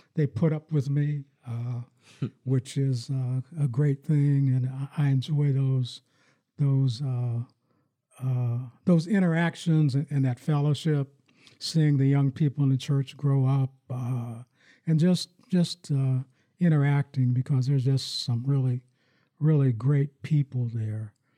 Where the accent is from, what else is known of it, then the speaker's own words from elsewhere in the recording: Farrell, Pennsylvania, United States; moved away as an adult; also born or lived in Michigan; now in Lansing, United States; I grew up in my hometown in, in Farrell, Pennsylvania